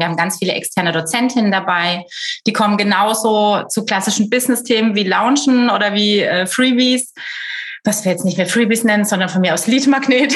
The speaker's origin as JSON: {"language": "German", "area": "Black Forest", "region": "Baden-Württemberg", "country": "Germany", "also_born_or_lived": "Düsseldorf", "said": "komme aus dem Schwarzwald, lebe nach einigen städtischen Stationen auch wieder hier"}